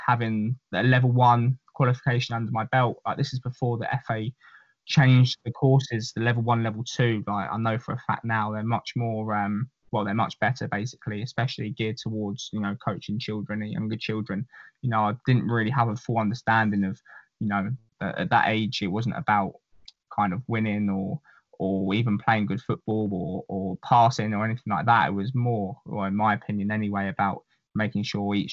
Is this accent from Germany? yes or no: no; England, United Kingdom; moved away as an adult; also born or lived in United States; as an English person